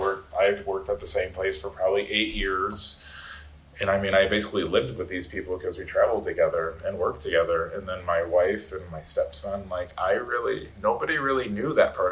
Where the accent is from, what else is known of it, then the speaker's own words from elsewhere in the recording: outside of Chicago, Illinois, United States; moved away as an adult; also born or lived in Northwest Indiana / Denver, Colorado; I grew up outside of Chicago